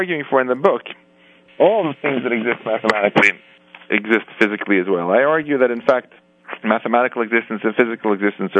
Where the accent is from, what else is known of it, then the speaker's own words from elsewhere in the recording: Stockholm, Stockholm County, Sweden; moved away; my hometown of Stockholm